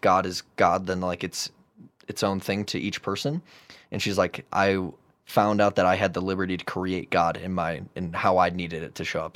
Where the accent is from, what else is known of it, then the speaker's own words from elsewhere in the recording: Chicago, Illinois, United States; now in Denver, United States; I'm from Chicago